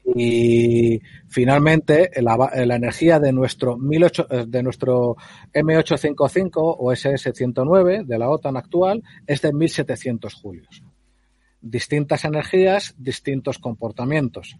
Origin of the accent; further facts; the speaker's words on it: Spain; yo tengo experiencia con armas de civil y en el pueblo y de chaval, cuando en la España esa de, de Cuéntame, pues en los, pueblos los chicos podíamos pegar tiros